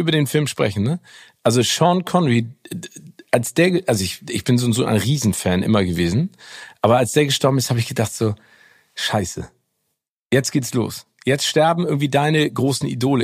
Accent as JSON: {"language": "German", "region": "Hamburg", "country": "Germany", "tie": "born or raised there", "said": "als Hamburger in Hamburg"}